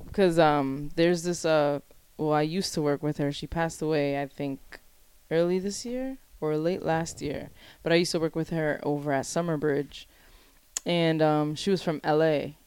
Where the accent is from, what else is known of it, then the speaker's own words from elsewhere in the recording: Providence, Rhode Island, United States; growing up on the West End, you have a sense of community